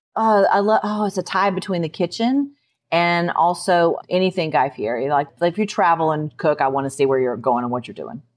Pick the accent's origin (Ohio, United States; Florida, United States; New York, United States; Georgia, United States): Georgia, United States; moved away as an adult; now in Nashville, United States; I grew up in Georgia